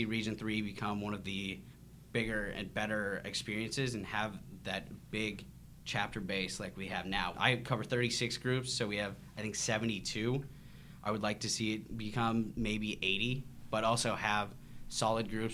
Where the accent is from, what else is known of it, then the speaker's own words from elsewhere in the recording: Grand Forks, North Dakota, United States; moved away as an adult; also born or lived in Fargo, North Dakota / Memphis, Tennessee; I was raised in Grand Forks, North Dakota.